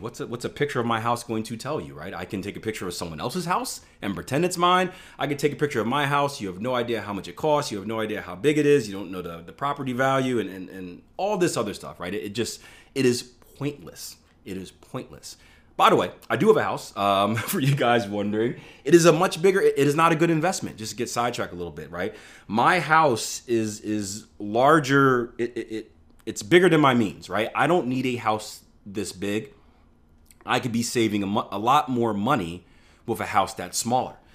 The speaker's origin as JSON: {"language": "English", "town": "Philadelphia", "region": "Pennsylvania", "country": "United States", "tie": "born or raised there", "said": "I, I, I grew up in Philadelphia in, in, in urban area"}